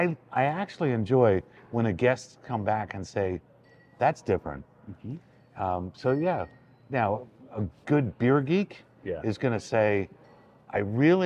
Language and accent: English; the Poconos, Pennsylvania, United States; when I was growing up in the Poconos, I worked at a resort